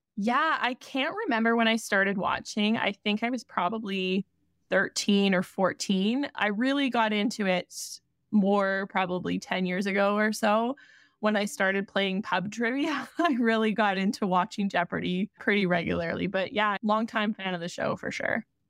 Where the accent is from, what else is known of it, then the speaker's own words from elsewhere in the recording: Canada; Being Canadian